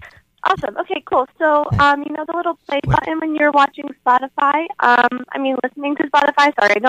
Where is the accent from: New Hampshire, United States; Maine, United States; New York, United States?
New York, United States; Astoria; I'm from Astoria.